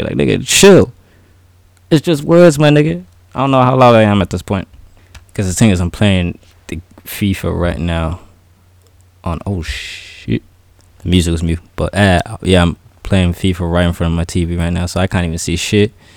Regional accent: Ireland; a guy who was born and raised in Ireland, I know I'm black, I'm black and African

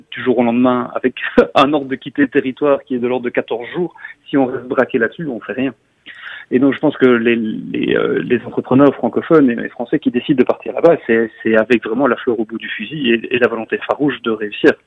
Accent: Belgium; je suis belge, je parle français

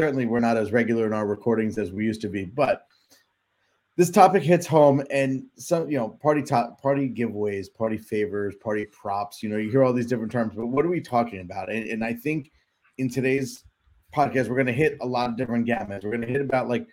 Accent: New Jersey, United States; we're from New Jersey

